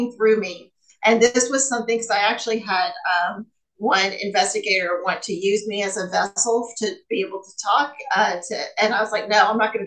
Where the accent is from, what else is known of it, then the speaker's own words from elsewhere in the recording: the South, United States; I'm from the South.